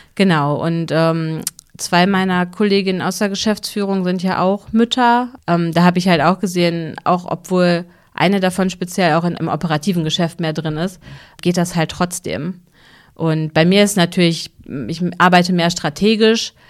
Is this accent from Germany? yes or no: yes; Hüllhorst, North Rhine-Westphalia, Germany; ich komme ja aus Hüllhorst, Oberbauerschaft